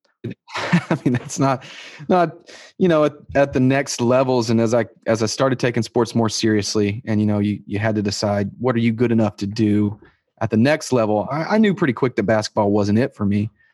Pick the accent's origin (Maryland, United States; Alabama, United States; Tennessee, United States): Tennessee, United States; Lascassas; I grew up in Las Casas, Tennessee, um, um, which is just outside of Murfreesboro